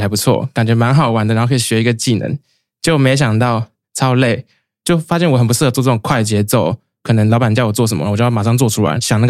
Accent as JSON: {"language": "Chinese", "region": "Kaohsiung", "country": "Taiwan", "also_born_or_lived": "Taipei", "said": "我是高雄人。"}